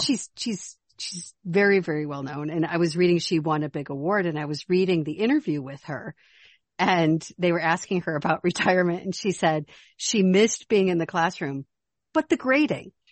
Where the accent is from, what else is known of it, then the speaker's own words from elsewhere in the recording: Chicago, Illinois, United States; moved away; also born or lived in Minnesota / Arizona; I'm not from Minnesota, I'm from Chicago, which is cold and windy